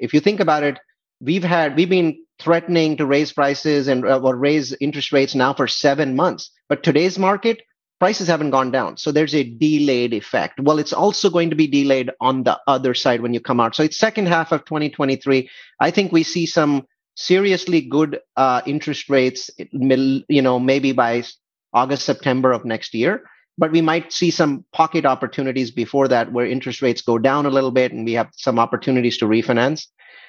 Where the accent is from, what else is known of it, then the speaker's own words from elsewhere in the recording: India; now in United States; India, I came from India, is 2 to 3x more expensive as a percentage of salaries as the US is